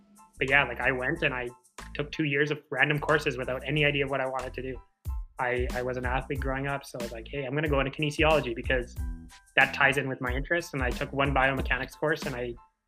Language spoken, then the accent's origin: English; Winnipeg, Manitoba, Canada; I grew up in Winnipeg. I still live in Winnipeg, which is the capital of Manitoba